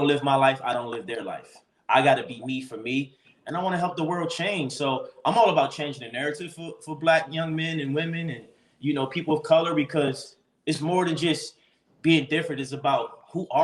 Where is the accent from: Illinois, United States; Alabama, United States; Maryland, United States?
Maryland, United States; Baltimore; moved away as an adult; now in Los Angeles, United States; I grew up in Baltimore, Maryland, where predominantly black, you know, environments